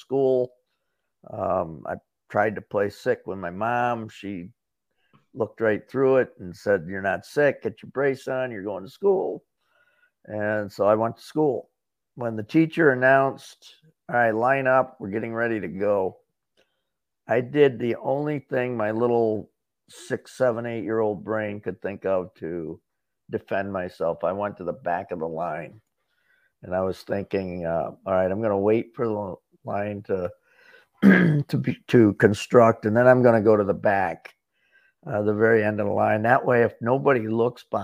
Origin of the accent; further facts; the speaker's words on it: Corning, New York, United States; now in Florida, United States; Corning, New York, my hometown